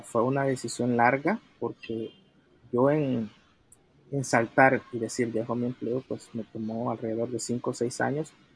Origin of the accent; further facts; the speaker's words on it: El Salvador; soy originario de El Salvador